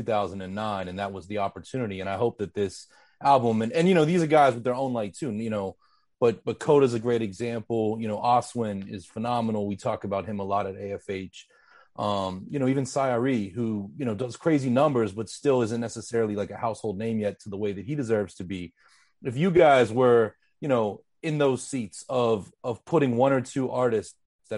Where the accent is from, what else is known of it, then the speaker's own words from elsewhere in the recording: Pittsburgh, Pennsylvania, United States; moved away; I'm originally from Pittsburgh, PA